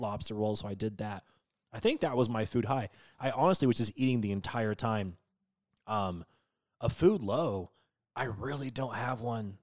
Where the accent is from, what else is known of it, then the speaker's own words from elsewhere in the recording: West Coast, United States; growing up on the West Coast